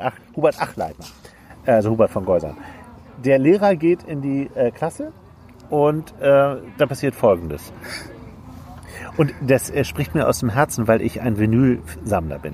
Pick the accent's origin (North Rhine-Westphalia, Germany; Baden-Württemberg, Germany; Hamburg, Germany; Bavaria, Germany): Hamburg, Germany; moved away; wir sind ja beide Hamburger, wir leben auf dem Land inzwischen beide